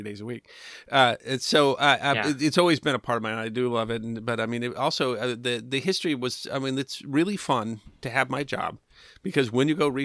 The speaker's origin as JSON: {"language": "English", "region": "South Dakota", "country": "United States", "tie": "born or raised there", "said": "I grew up in South Dakota."}